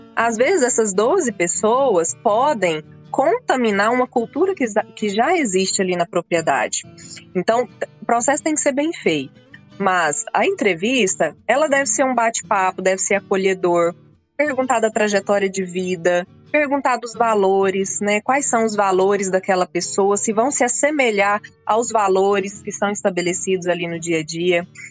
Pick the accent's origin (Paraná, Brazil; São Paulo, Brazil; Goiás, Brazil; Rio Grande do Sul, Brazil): Goiás, Brazil; Rio Verde; also born or lived in Montividiu; Eu, eu nasci em Rio Verde, logo criança fui é. morar na fazenda. Fui criada na roça até vir para a escola.